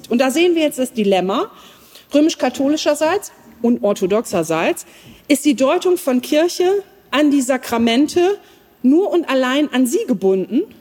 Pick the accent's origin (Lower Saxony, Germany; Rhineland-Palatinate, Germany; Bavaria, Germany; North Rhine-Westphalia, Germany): Lower Saxony, Germany; Als Ostfriesin kenne ich mich da nicht aus